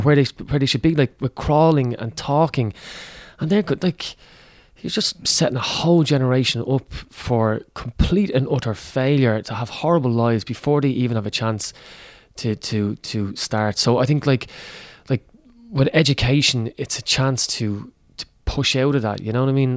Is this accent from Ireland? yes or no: yes; Ireland